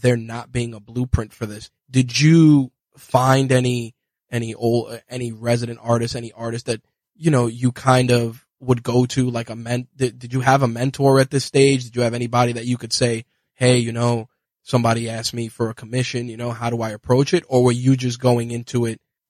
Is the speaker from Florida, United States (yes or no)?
no; New York City, New York, United States; a New Yorker, as an inner city kid